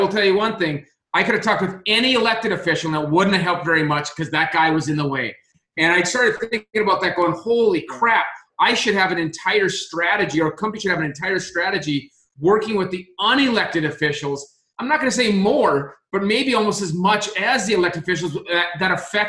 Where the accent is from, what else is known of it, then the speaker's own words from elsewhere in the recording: Minot, North Dakota, United States; moved away; back in my home state of North Dakota, in my hometown of Minot